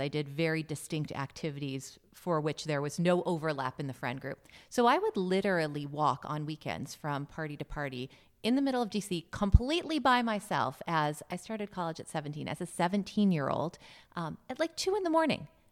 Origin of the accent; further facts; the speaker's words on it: Los Angeles, California, United States; I'm from Los Angeles.